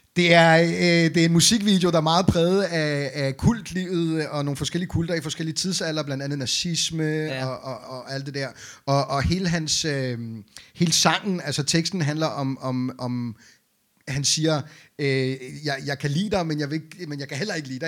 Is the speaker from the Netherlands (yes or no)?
no; Beirut, Beirut Governorate, Lebanon; now in Denmark; jeg er jo født og opvokset i Beirut i Libanon